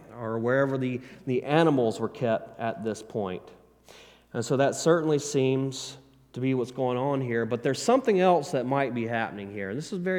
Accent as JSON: {"language": "English", "region": "the South", "country": "United States", "said": "I'm a country boy. I'm from the South, and it's Eder, okay? We say Eder"}